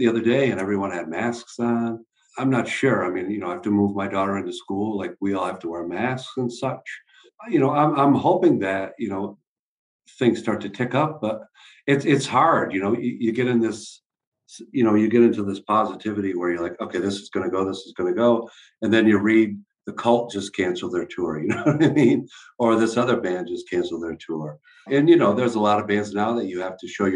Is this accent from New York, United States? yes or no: yes; Watertown, New York, United States; moved away; I grew up near Syracuse, New York, in Watertown, New York